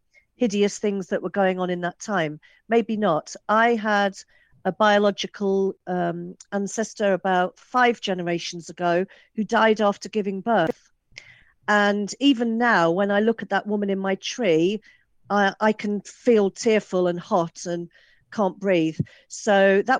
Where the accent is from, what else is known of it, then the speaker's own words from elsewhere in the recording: England, United Kingdom; I'm English, I've got Irish ethnicity